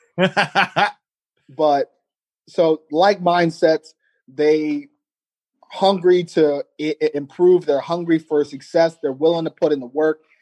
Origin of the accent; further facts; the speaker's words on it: Ohio, United States; in Columbus, in my home state